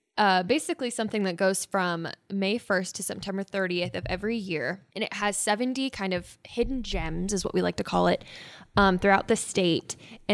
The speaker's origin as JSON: {"language": "English", "town": "Fairbury", "region": "Nebraska", "country": "United States", "tie": "born or raised there", "said": "I grew up in Fairbury, which is, there's Rock Creek Station, which is really close to where I grew up. And then I actually grew up on the Oregon Trail. My parents' house is on like the Oregon Trail markers."}